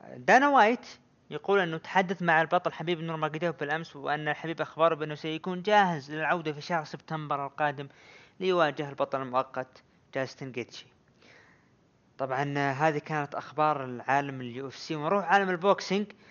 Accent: Saudi Arabia; عندنا بالسعوديه

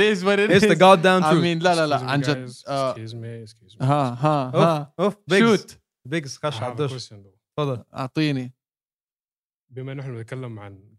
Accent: Palestine; بس انا باخذها من منطلق هلا انا فلسطيني اللي ما بيعرف

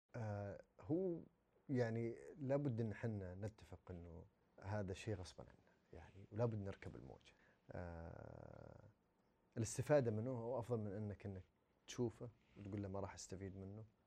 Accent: Saudi Arabia; عندنا في السعوديه

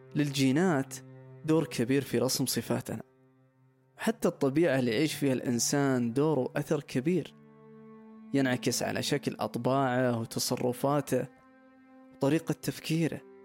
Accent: Saudi Arabia; كشتاتنا كسعوديين

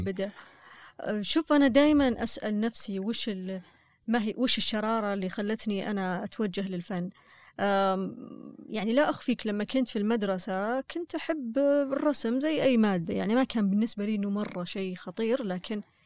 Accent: Saudi Arabia; أنا كسعودية

